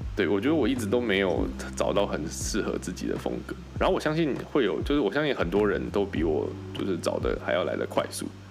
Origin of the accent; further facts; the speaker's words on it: Kaohsiung, Taiwan; moved away as an adult; also born or lived in Taichung / Taipei / Shanghai; 因为我是高雄人嘛